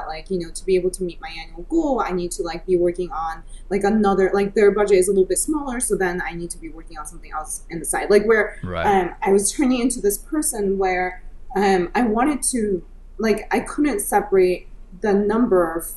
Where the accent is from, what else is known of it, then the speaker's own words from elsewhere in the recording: United States; also born or lived in Silicon Valley; I'm Chinese American, so I have very Asian parents